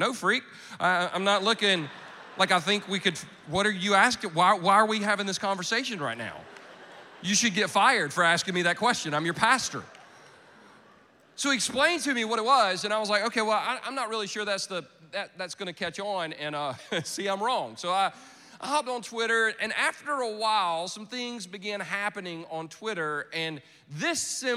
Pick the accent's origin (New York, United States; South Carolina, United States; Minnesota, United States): South Carolina, United States; Anderson; I am from Anderson, South Carolina. Most of you have never been. No reason to go, really. The only claim to fame we really have is the movie Radio that came out several years ago. That's about our town